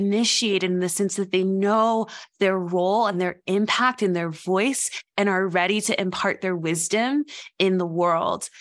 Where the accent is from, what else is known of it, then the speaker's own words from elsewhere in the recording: West Tennessee, United States; moved away as an adult; also born or lived in Knoxville, Tennessee; I lived my whole childhood and adolescence in West Tennessee and my whole adulthood so far in East Tennessee in Appalachia